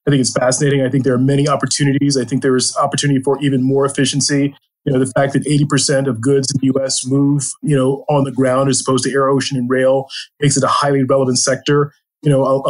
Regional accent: Maryland, United States; I grew up on a farm in Maryland

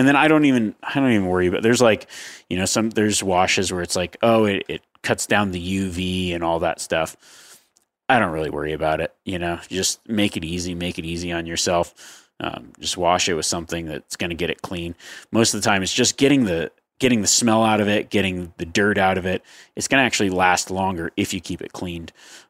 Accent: Northeast, United States; now in Florida, United States; I grew up in the Northeast and after college moved to Florida.

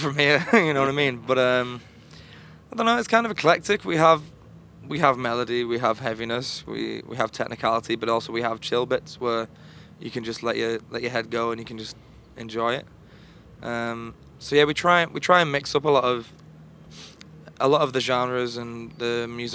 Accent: Liverpool, North West England, United Kingdom; We're from Liverpool in the United Kingdom

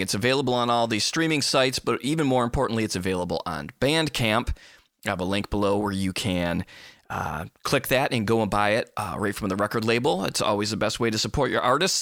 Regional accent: Midwest, United States; my background was growing up in the Midwest

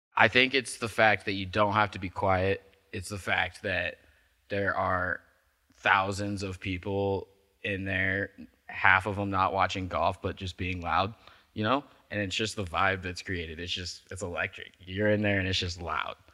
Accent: Midwest, United States; moved away; I'm from the Midwest

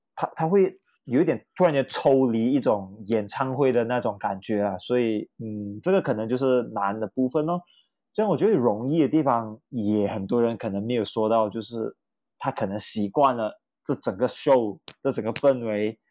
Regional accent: Kemaman, Terengganu, Malaysia; 我家是来自海归的宝岛哦，登嘉楼葛满满，然后很多绝大部分的亲戚都是来自于呃怡保

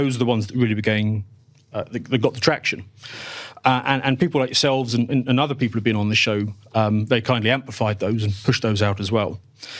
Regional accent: United Kingdom; So if it helps, I'm British

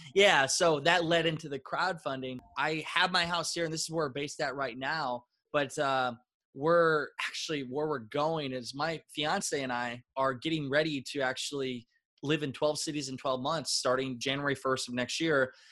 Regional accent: Northeast Iowa, United States; I grew up in Northeast Iowa

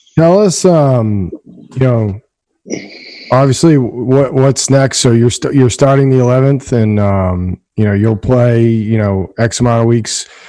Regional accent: Danvers, Massachusetts, United States; I'm from Danvers

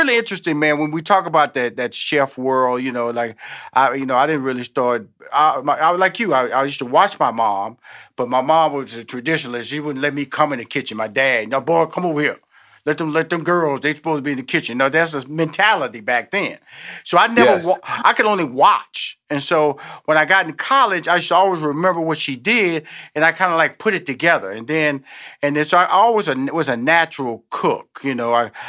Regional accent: Houston, Texas, United States; born there; I'm born in Houston, Texas.

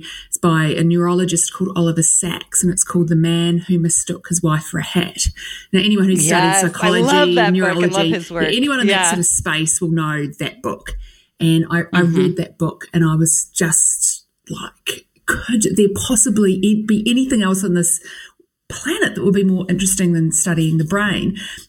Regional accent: New Zealand; now in Sydney, Australia; people may not be able to tell by my accent, but I'm a Kiwi. I grew up in New Zealand, although now I live in Sydney in Australia.

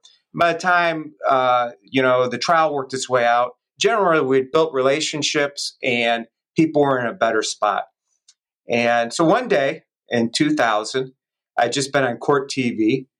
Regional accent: Detroit, Michigan, United States; also born or lived in Redford, Michigan; I grew up over by Rouge Park on the west side of Detroit and in Redford, and kind of a neighborhood like yours, Rich. You know, it was all working class folks.

